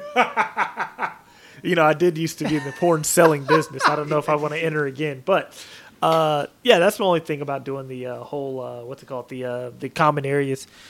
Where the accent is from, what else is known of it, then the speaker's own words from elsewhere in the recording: Portland, Oregon, United States; also born or lived in Vancouver, Washington; now in Texas, United States; my hometown of Portland